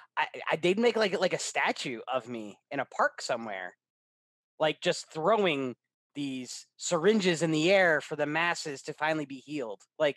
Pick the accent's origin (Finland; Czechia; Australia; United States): United States; Clifton Park, New York; my hometown, Clifton Park, New York.